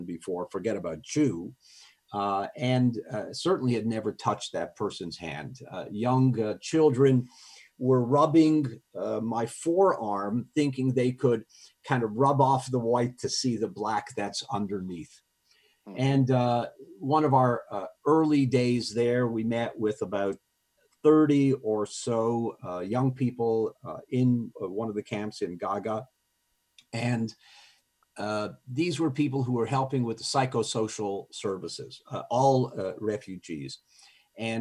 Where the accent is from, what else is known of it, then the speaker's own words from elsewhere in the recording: Montreal, Quebec, Canada; I was raised in Montreal, my French was good enough